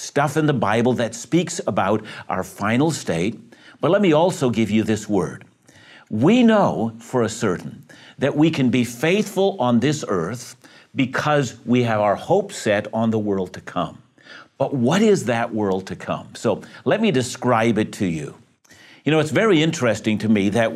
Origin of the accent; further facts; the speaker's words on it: Vancouver, British Columbia, Canada; I'm from Greater Vancouver